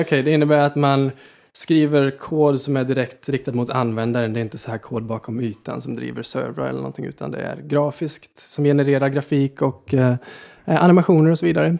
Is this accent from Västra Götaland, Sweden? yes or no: yes; Vårkumla, Västra Götaland, Sweden; also born or lived in Gothenburg, Sweden / Falköping, Sweden / United States; now in Stockholm, Sweden; flyttade och uppväxt ute på landet i Vårkumla